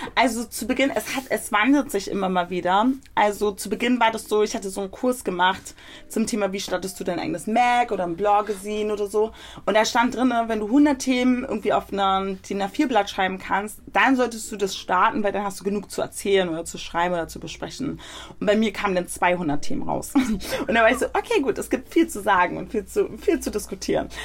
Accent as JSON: {"language": "German", "region": "Berlin", "country": "Germany", "tie": "born or raised there", "said": "Also ich bin in Berlin geboren und aufgewachsen"}